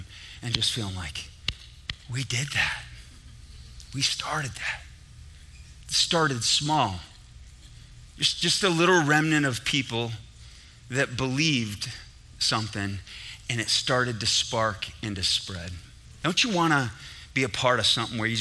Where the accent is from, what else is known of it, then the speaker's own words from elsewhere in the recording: Syracuse, New York, United States; I was in the Carrier Dome in Syracuse, New York. That's where I grew up, New York